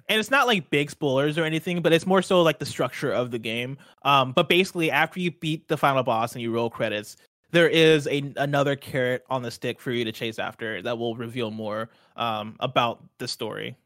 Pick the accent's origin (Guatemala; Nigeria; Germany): Nigeria; I'm Nigerian